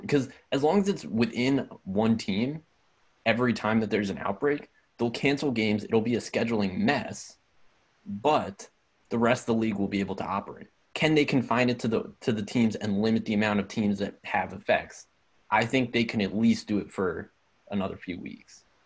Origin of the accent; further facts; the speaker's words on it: Cheltenham, Pennsylvania, United States; moved away as an adult; come from Cheltenham. That's where I met Jewel